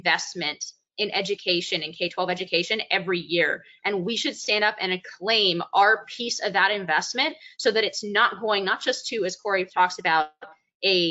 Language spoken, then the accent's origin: English; Bay Area, California, United States; the very liberal town in which I grew up in the Bay Area in California